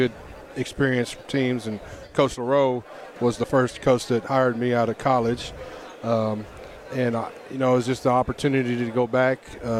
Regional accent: Galveston, Texas, United States; because I'm from Galveston.

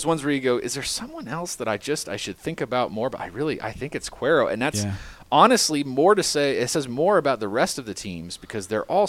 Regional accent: Lufkin, Texas, United States; …, I grew up in Lufkin and the crowd is great every game.

